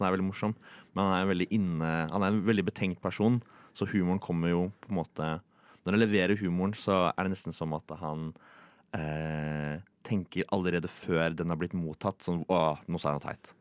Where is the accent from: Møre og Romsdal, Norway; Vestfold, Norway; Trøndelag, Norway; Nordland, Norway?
Vestfold, Norway; Tønsberg; also born or lived in Oslo; Jeg er jo søring, og uh, jeg vet ikke om jeg kjenner meg mest igjen i Oslo eller Tønsberg, der jeg er fra.